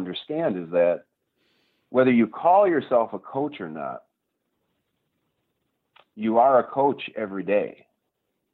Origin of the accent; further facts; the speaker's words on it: Gladstone, Michigan, United States; now in Marquette, United States; I actually grew up in Delta County. I grew up down in Gladstone. Escanaba area.